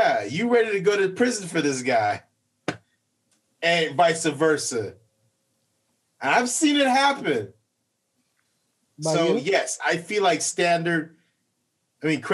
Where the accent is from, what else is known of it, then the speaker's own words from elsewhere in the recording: Belize; moved away; I'm half Nigerian, half Belizean. I was raised in Belize.